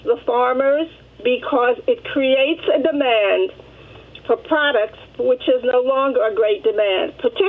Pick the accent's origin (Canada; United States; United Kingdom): United States; New York City, New York; I grew up in Harlem, which is a mixed income area. We have people on welfare living there, and we had lawyers living there